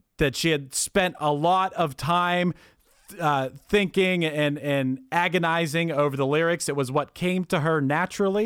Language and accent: English; Pittsburgh, Pennsylvania, United States; I'm from Pittsburgh